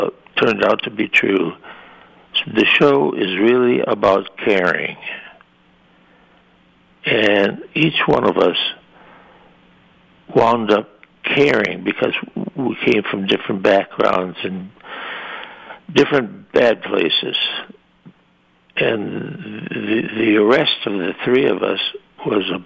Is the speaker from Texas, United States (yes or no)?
no; Madison, Wisconsin, United States; moved away; I'm from Wisconsin, and then when I left Wisconsin